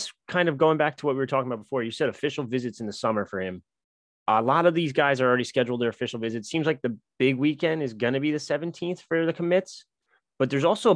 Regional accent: New Jersey, United States; I'm from Jersey

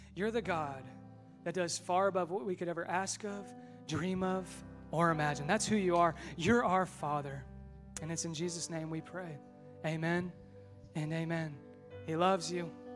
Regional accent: Westfield, Indiana, United States; also born or lived in Marion, Indiana / Muncie, Indiana / Fishers, Indiana; in Westville. This is my hometown. This is where I grew up.

